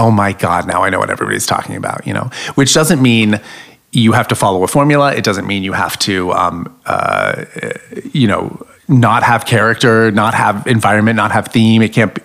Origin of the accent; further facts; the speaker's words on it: Florida, United States; now in New York, United States; I grew up trailer trash in Florida